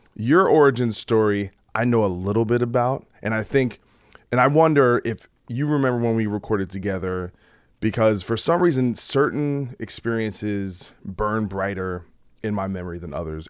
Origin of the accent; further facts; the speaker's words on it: New Brunswick, New Jersey, United States; I, I really came from New Brunswick